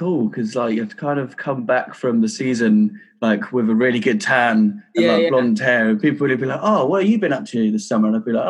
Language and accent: English; Coventry, West Midlands, United Kingdom; accent: Coventry; when I go back home, I end up sounding like I'm from Cov. Just such a weird accent.